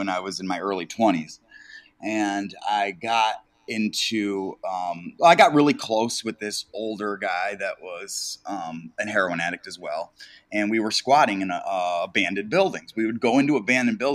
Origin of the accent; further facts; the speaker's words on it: Detroit, Michigan, United States; I am from Detroit, Michigan